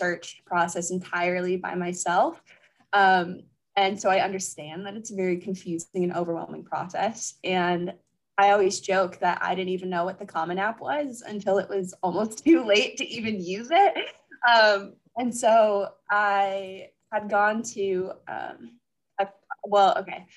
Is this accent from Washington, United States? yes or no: no; Anaheim, California, United States; moved away as an adult; now in Pennsylvania, United States; I'm originally from Anaheim, California